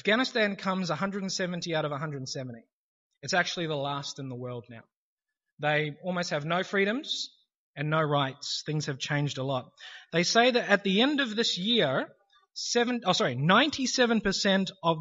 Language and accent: English; New Zealand; now in Australia; I'm originally from New Zealand